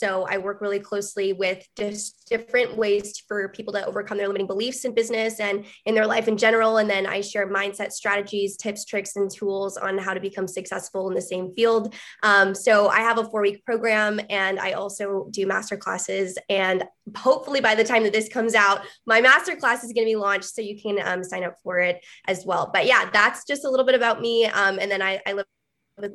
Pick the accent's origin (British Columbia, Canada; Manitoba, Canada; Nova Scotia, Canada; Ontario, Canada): British Columbia, Canada; Vancouver; I'm from Vancouver, British Columbia, Canada. So way on the other side of the world than these two lovelies.